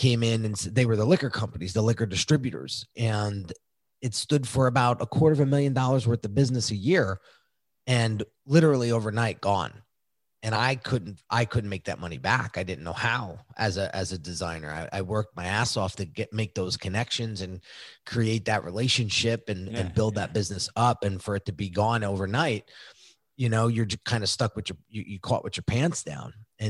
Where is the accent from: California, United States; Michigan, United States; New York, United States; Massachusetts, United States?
New York, United States; I grew up outside of New York City, and that was a big thing in my neighborhood